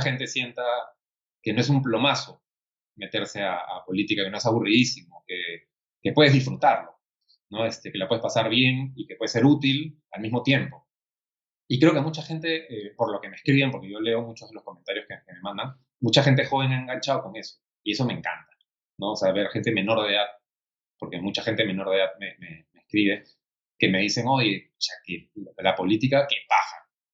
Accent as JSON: {"language": "Spanish", "country": "Peru"}